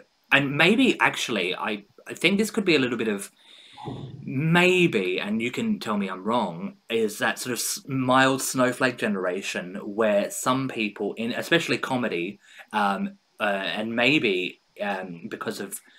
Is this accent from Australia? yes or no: yes; Australia; this is something as an Australian, and I think many Australians will feel that struggle, internal struggle, because we are a, as an Australian, we're a take the piss, have a laugh, kind of like that lad quote unquote culture.